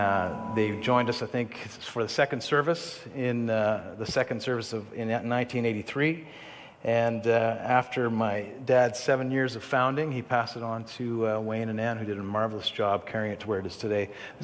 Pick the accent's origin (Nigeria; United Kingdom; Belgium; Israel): Israel; I'll get back to how I grew up in Israel in a second